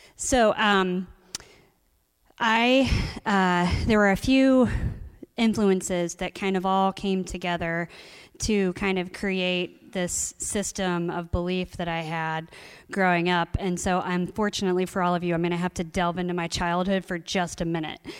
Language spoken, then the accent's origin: English; Columbus, Ohio, United States; I grew up in Columbus, Ohio